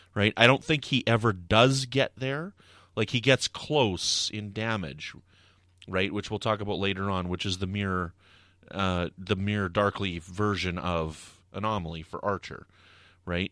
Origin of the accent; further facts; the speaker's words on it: Canada; I'm from Canada